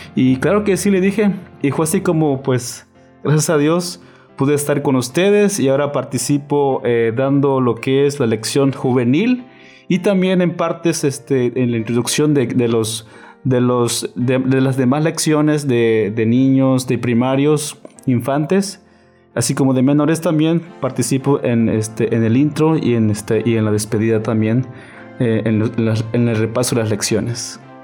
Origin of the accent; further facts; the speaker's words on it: Chiapas, Mexico; also born or lived in Navojoa, Sonora; now in Ciudad Obregón, Mexico; soy de Chiapas y actualmente estoy en Sonora